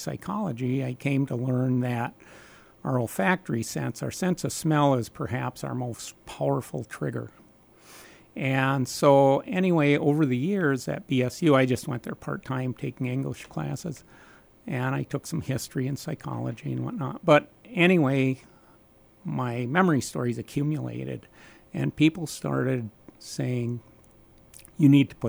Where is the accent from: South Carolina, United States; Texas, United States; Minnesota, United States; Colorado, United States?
Minnesota, United States; Nebish; I grew up in Nebish, Minnesota on a little farm